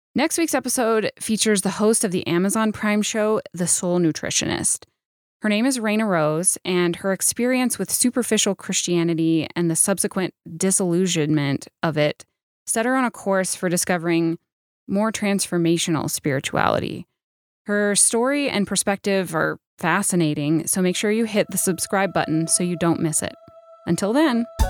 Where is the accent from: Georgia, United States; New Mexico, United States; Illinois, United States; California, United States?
New Mexico, United States; I'm from New Mexico